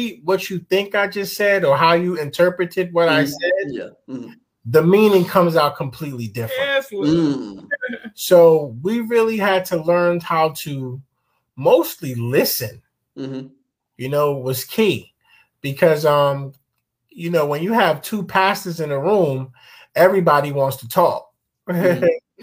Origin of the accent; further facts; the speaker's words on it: New York, United States; English is a second language; also born or lived in Ghana; I was born here in the United States, in New York